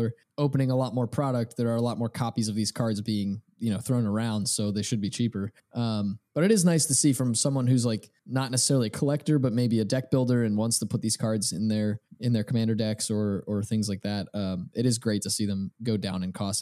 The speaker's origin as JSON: {"language": "English", "region": "New Jersey", "country": "United States", "said": "I was from South Jersey"}